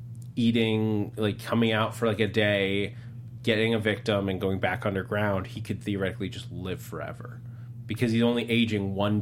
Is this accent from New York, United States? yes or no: yes; New York, United States; moved away; I grew up in New York